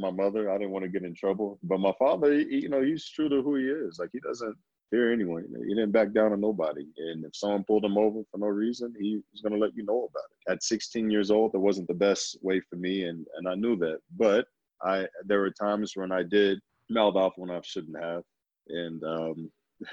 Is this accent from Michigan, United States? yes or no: no; Oklahoma City, Oklahoma, United States; moved away as an adult; also born or lived in Kentucky; now in Utah, United States; I'm originally from Oklahoma City. My family has been living in Oklahoma since the late 1800s.